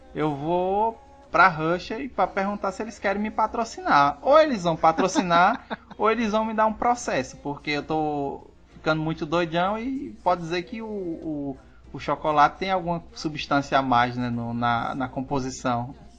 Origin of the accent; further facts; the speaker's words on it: Northeast Region, Brazil; eu sendo nordestino